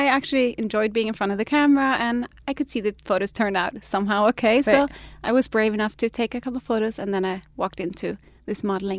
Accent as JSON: {"language": "English", "country": "Denmark", "tie": "born or raised there", "said": "I was born in Denmark. My dad is full Danish and my mom was half Brazilian, half Danish."}